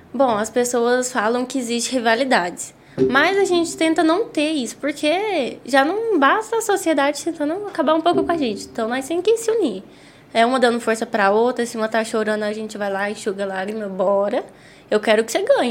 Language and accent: Portuguese; Caldas Novas, Goiás, Brazil; eu tinha 5 anos de idade quando eu vim para Caldas